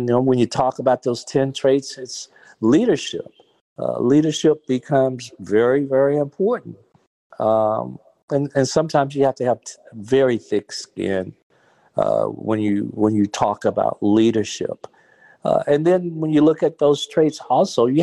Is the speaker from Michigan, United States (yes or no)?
no; Gaston, Alabama, United States; growing up in Gaston, Alabama